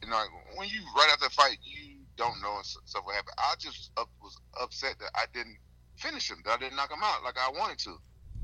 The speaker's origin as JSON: {"language": "English", "region": "the South", "country": "United States", "said": "I'm from the South. I've had manners."}